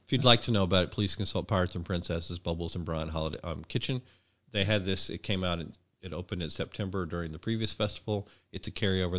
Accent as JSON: {"language": "English", "region": "Arkansas", "country": "United States", "also_born_or_lived": "Midwest", "moved": "yes", "said": "I am from Arkansas originally"}